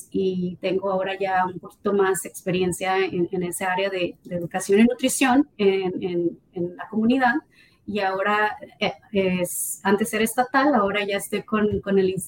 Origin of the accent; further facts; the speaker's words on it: Mexico; now in United States; aunque yo me vine de México aquí a, Estados Unidos, eh, yo creo que fue donde más le, sufrí, le batallé, ¿no? De que no encontraba la comida que me supiera a, México o a, mi, o a mi estado